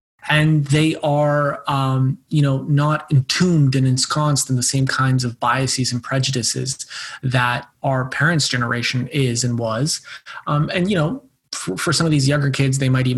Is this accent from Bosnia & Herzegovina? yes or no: yes; Bosnia & Herzegovina; first language Bosnian; English is a second language; moved away; I was born in Bosnia, and I think obviously in comparison to a lot of younger diaspora kids, I'm much more embedded in that society than they are, you know, speak the language as my mother tongue